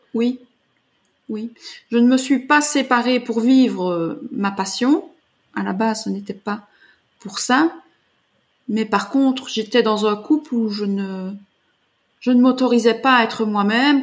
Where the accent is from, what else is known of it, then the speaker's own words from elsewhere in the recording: Belgium; je suis originaire de Belgique